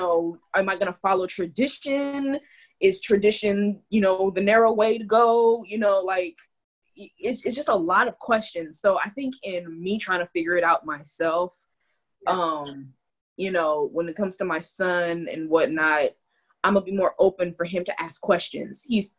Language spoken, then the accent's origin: English; California, United States; now in Deep South, United States; I am Californian